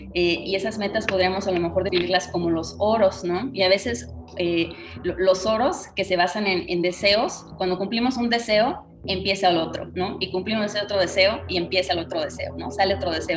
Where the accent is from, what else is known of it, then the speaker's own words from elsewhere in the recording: Tampico, Tamaulipas, Mexico; moved away as an adult; also born or lived in Mexico City; yo me mudé de Tampico, de donde yo nací